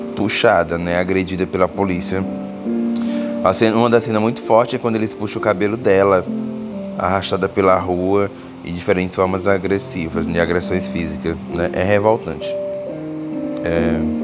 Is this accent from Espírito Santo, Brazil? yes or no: no; Teresina, Piauí, Brazil; é a minha cidade natal